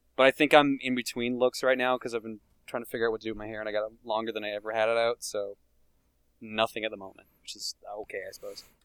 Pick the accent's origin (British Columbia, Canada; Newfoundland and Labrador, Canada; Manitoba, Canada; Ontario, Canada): Newfoundland and Labrador, Canada; accent: Newfoundland; moved away; also born or lived in Calgary; anyone else from Newfoundland